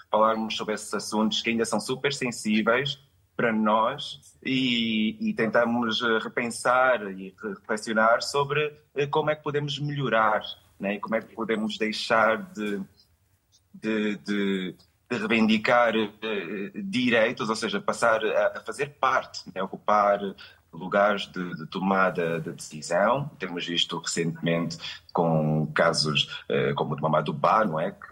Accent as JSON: {"language": "Portuguese", "country": "Portugal", "tie": "born there", "also_born_or_lived": "New York", "said": "Mas eu nasci em Portugal, vim para cá em 2014 com a intenção de me regularizar, porque até então, apesar de ter nascido cá, vinha sempre a Portugal com vistos de turismo"}